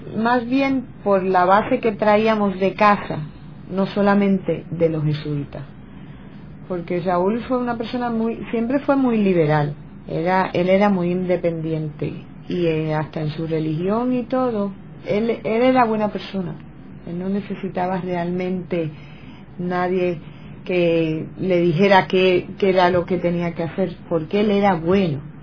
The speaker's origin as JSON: {"language": "Spanish", "town": "Guaynabo", "country": "Puerto Rico", "tie": "born or raised there", "said": "yo nací en Villacaparra y mi hermana Olga también"}